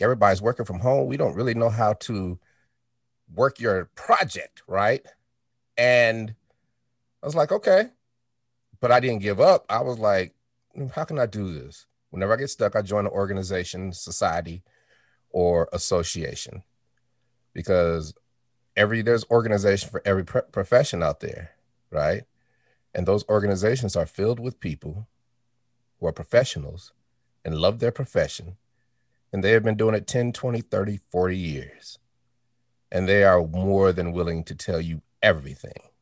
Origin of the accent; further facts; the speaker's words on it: Denver, Colorado, United States; also born or lived in Chicago, Illinois; I was born in Chicago. Uh, we moved to Denver, Colorado when I was four